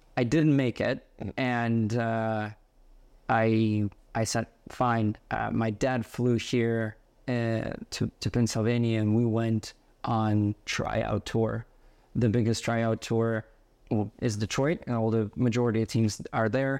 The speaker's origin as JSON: {"language": "English", "town": "Yaroslavl", "region": "Yaroslavl Oblast", "country": "Russia", "tie": "born or raised there", "moved": "as an adult", "lives_now": "United States", "said": "I was growing up in Yaroslavo, Russia"}